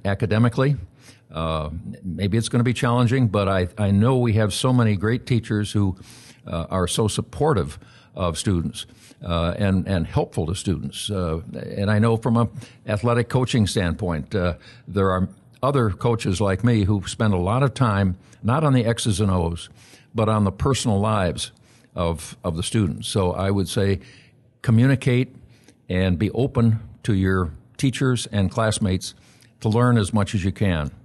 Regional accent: Aurora, Illinois, United States; born or raised there

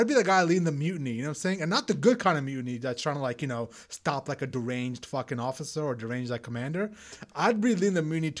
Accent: Pakistan; moved away; also born or lived in Middle East; growing up in Pakistan and being around the Middle East

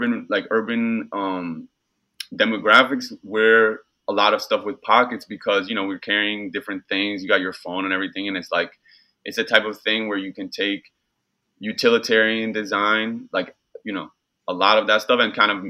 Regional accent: New York City, New York, United States; growing up in New York, you have New York City youth culture

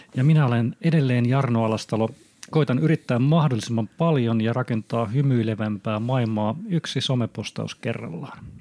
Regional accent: Honkajoki, Satakunta, Finland; se mun mielikuva nuorisotyöntekijästä on siellä lapsuudessa isk- iskostettu Honkajoen pienessä puutalossa

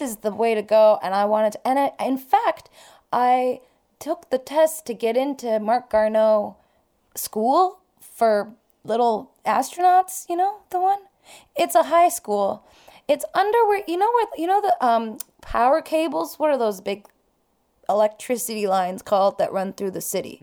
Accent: Toronto, Ontario, Canada; also born or lived in Iran; I grew up, like, in North York

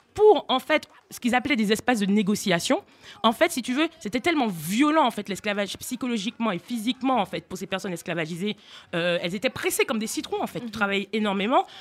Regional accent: Martinique; moved away as an adult; now in France; je viens de Martinique, je suis née là-bas

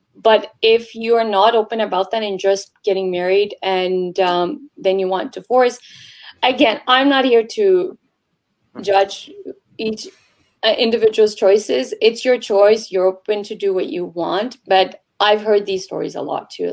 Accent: Toronto, Ontario, Canada; I'm born and raised in Canada, Tor- Toronto specifically

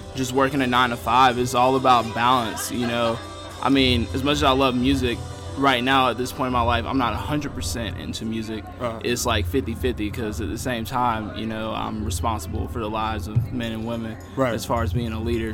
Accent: Raleigh, North Carolina, United States; I'm originally from Raleigh, North Carolina

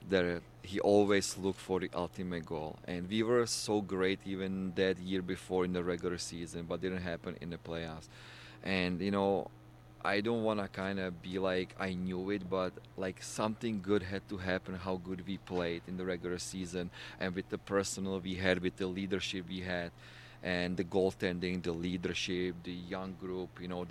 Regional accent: Czechia; moved away as an adult; He's from my hometown, so we would always train together in the Czech Republic during the summer

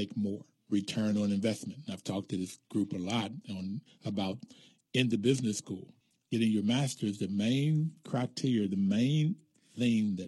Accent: Bluefield, West Virginia, United States; when I grew up in Bluefield, West Virginia, there was still the colored signs

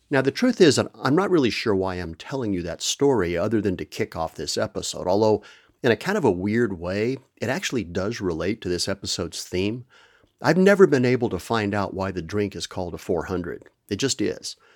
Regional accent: Permian Basin of West Texas, United States; also born or lived in Amarillo, Texas / Roswell, New Mexico; I am originally from the American Southwest, the Permian Basin of West Texas, to be exact. I was born in Amarillo, way up in the Panhandle, but my maternal grandparents lived in Roswell, New Mexico, so we spent a lot of time there when I was a kid

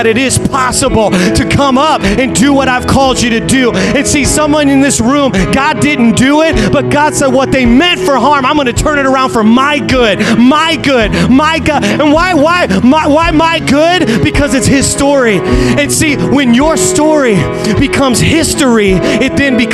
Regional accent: Indiana, United States; I'm from Indiana

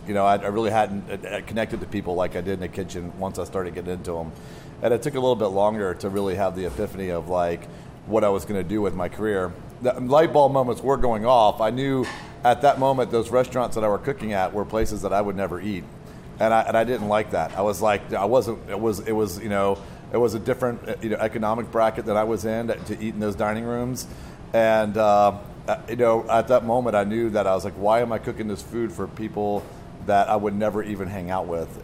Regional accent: southeast coast of the United States, United States; also born or lived in Washington, D.C.; now in Portland, United States; born in D.C. and raised on the uh, southeast coast of the of uh, United States

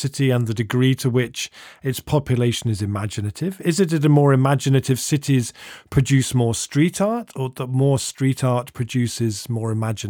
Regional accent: Bristol, South West England, United Kingdom; I grew up in Bristol, the city that Banksy emerged from which is one of the cities in the UK with the most street art in the country

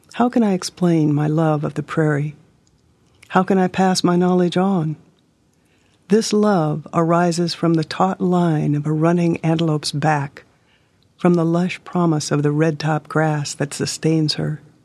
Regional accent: Hermosa, South Dakota, United States

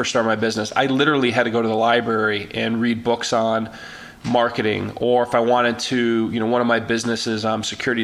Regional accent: Chicago, Illinois, United States; I was born and raised in Chicago

